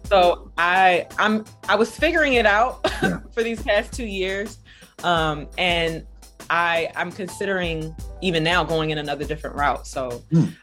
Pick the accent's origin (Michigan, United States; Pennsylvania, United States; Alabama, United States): Pennsylvania, United States; Philadelphia; I am from Philly